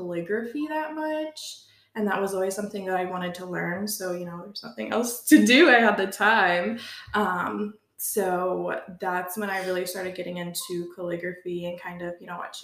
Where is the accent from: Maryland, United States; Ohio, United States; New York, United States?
Ohio, United States; Chillicothe; moved away as an adult; now in Kirtland, United States; I grew up in Chillicothe, but I now live in Kirtland, Ohio, near Cleveland